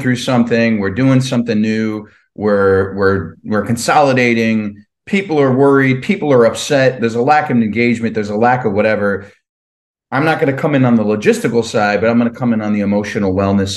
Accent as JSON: {"language": "English", "region": "New Jersey", "country": "United States", "tie": "born or raised there", "said": "I grew up in Jersey"}